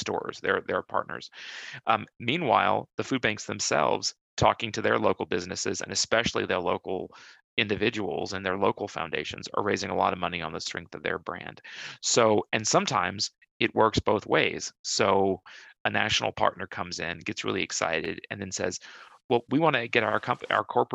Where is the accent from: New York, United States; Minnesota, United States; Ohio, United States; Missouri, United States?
Minnesota, United States; moved away; food bank in my hometown is Second Harvest Heartland